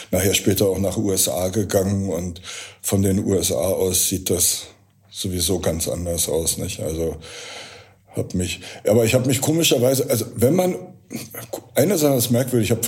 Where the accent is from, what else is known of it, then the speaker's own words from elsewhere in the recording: Berlin, Germany; Und als Berliner äh, war es äh, im NPD-regierten Dorf in Niedersachsen mit Wagenrädern an den weißen Häusern